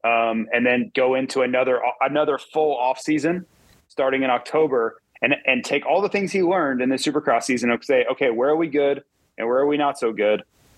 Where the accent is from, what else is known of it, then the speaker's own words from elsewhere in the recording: United States; as an American